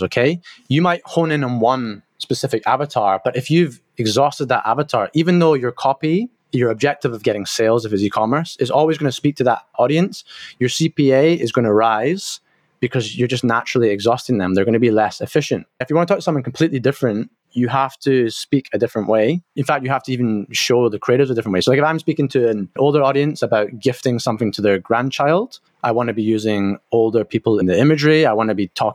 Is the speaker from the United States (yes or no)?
no; Scotland, United Kingdom; I'm from Scotland